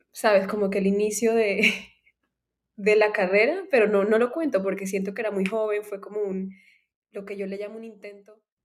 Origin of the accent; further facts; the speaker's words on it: Cartagena, Bolívar, Colombia; now in United States; yo vivía en Cartagena, yo crecí en Cartagena